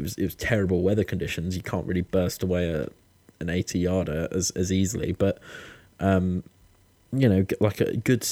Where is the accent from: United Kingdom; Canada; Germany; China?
United Kingdom; I'm also British